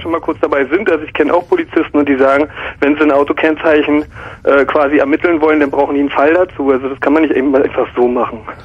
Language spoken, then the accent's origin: German; East Germany, Germany; ich bin aus dem Osten